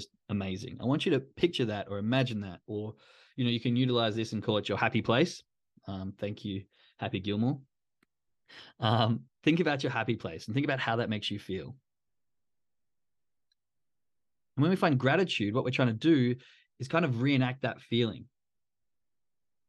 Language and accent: English; Perth, Western Australia, Australia; moved away; I'm from Australia, from Perth